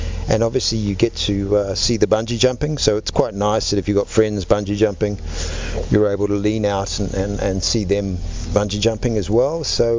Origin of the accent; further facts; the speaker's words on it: New Zealand; now in South Africa; I have to be honest, I've lived more in South Africa than I lived in New Zealand